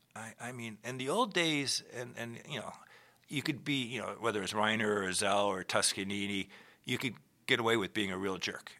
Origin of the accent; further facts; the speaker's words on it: Minneapolis, Minnesota, United States; moved away as an adult; also born or lived in Rochester, New York / Boston; I was born in Minneapolis to a father who played in the orchestra there for forty-three years